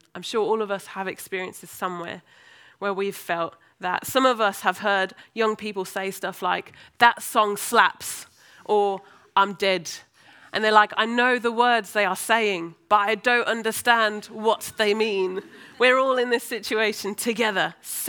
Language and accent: English; United States; now in Birmingham, United Kingdom; Didn't take me long to learn to lose my Americanness and learn how to interact like the English.